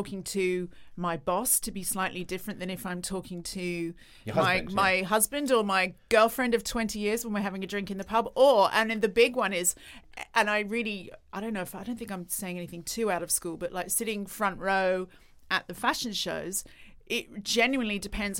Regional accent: Australia; It's another part of being Australian.

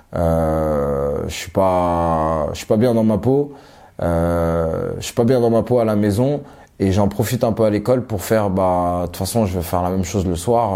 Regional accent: Élancourt, Île-de-France, France; also born or lived in Suresnes, France / Johannesburg, South Africa / Cape Town, South Africa; Je suis né à Suresnes dans le 92. après, on est parti dans les Yvelines à Elancourt

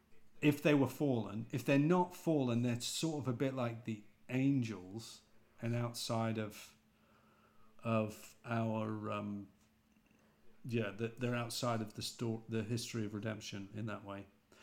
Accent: England, United Kingdom; accent: British; Also because I suppose my accent isn't quite as posh, and I don't pronounce things as well as James and Barry do.

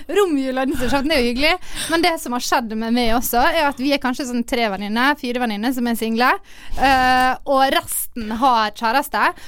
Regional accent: Ålesund, Møre og Romsdal, Norway; jeg liker hele konseptet med at alle reiser hjem på ferie alle hjemme i Ålesund.

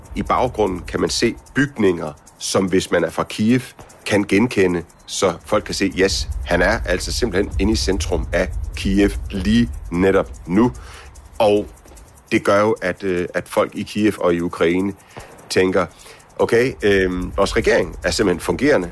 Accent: Denmark; hjemme i Danmark

